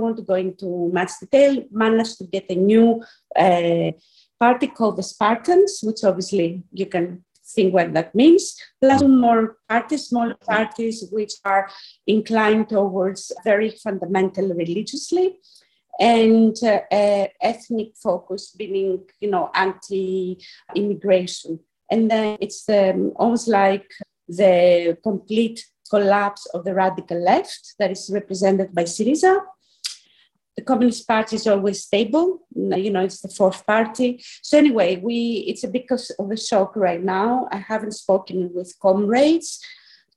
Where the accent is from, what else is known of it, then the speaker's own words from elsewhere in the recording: Athens, Attica, Greece; moved away as an adult; also born or lived in Scotland, United Kingdom; now in Athens, Greece; I am originally from Athens, from Greece, but I've been away for about 20 years studying and then working in the UK and more specifically in Scotland